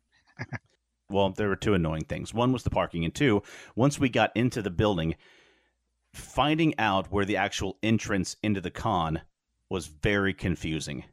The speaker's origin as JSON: {"language": "English", "town": "Wichita", "region": "Kansas", "country": "United States", "tie": "born or raised there", "said": "we were growing up in Wichita"}